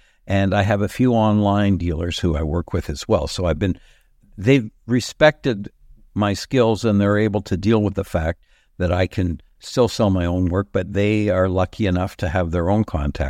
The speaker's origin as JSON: {"language": "English", "country": "Canada", "said": "It may seem like a lot for Canadians, but here I am at 81. If I am like a Canadian David Hockney or an Andy Warhol, our country has yet to allow living artists to reach that height in terms of sales."}